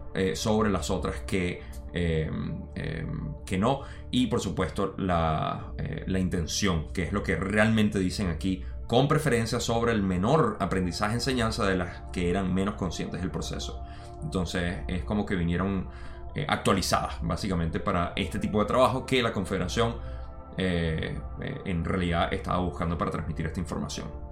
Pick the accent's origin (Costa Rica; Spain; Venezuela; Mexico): Venezuela; moved away; yo me crié en Venezuela